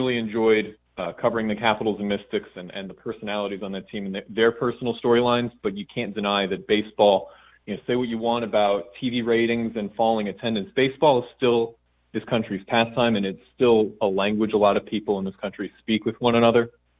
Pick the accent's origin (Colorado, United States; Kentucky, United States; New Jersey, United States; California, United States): New Jersey, United States; Somerville; now in Washington, D.C., United States; Yeah, I'm from New Jersey originally.